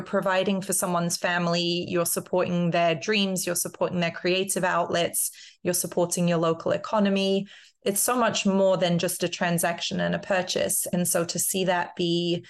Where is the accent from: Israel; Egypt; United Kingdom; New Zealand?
United Kingdom; London; now in Minneapolis, United States; I grew up in London, and so that's part of what I grew up with, is this vibrant street culture